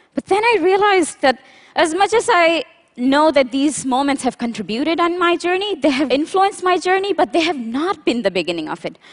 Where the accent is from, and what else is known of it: Pakistan; born or raised there